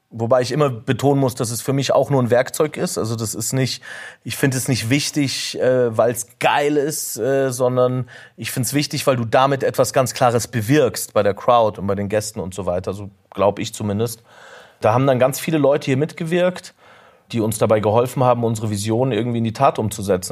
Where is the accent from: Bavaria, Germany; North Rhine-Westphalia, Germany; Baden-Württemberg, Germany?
Bavaria, Germany; Munich; ich bin in Oberföhring aufgewachsen und das meine ganze Familie ist